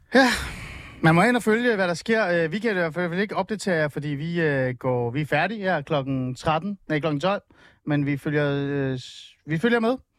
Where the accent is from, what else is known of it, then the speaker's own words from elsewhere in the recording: Helsingør, Capital Region of Denmark, Denmark; jeg voksede op i Helsingør